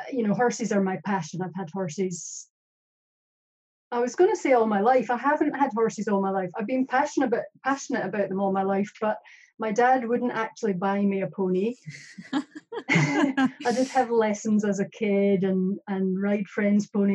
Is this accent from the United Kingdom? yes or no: yes; Scotland, United Kingdom; now in New Zealand; I'm Scottish